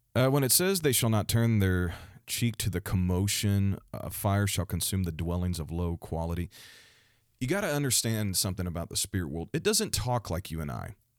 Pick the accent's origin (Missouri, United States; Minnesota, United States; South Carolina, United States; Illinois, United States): Missouri, United States; the state of Missouri, my home state